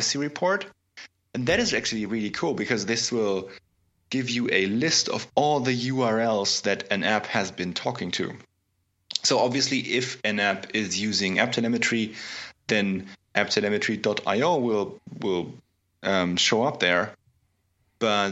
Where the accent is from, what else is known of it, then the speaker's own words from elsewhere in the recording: Augsburg, Bavaria, Germany; my hometown of Augsburg, Germany